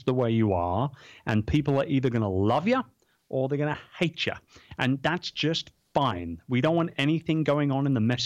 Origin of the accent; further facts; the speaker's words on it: London, United Kingdom; I'm from London.